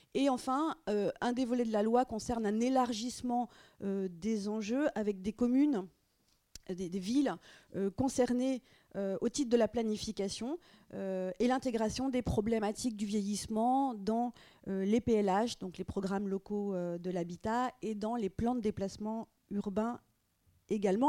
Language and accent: French; France; chez nous en France